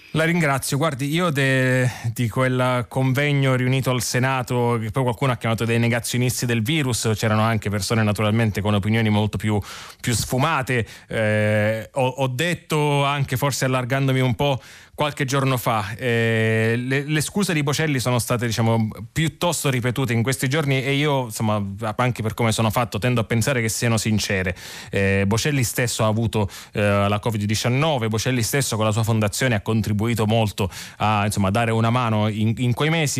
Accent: Sicily, Italy; moved away as an adult; io sono nato e cresciuto in Sicilia

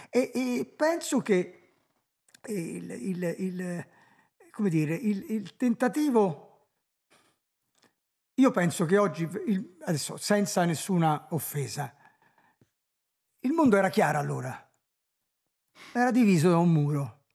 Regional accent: Saarland, Germany; born there; Io sono nato in Ah, nel Saarland che nel 1930, che non era eh, ancora tedesca

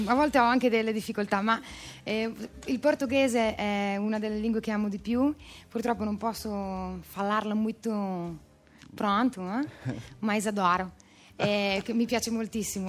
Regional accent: Emilia-Romagna, Italy; moved away as an adult; now in Milan, Italy; io sono romagnola ma vivo da 14 anni a Milano

